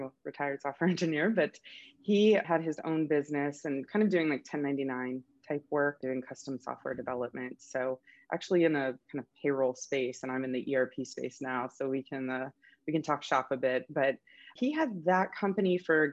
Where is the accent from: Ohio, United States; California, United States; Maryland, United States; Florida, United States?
Florida, United States; I grew up in Florida